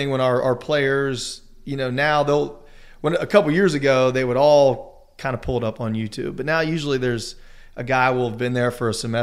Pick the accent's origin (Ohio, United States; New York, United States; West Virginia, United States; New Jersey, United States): West Virginia, United States; Charleston; growing up in Charleston, going to Mountaineer games